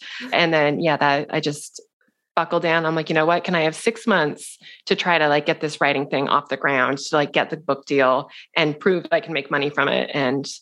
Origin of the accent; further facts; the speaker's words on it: Seattle, Washington, United States; moved away as an adult; also born or lived in New York City; We're both from Seattle.